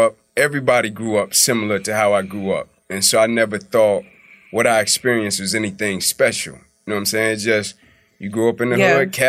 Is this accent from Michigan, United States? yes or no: no; Atlanta, Georgia, United States; born and raised in Atlanta. Kirkwood, Zone 6.